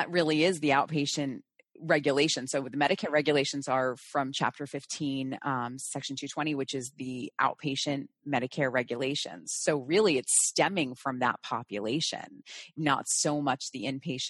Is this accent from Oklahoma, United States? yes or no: no; New Jersey, United States; growing up in New Jersey, practicing in New Jersey, densely populated area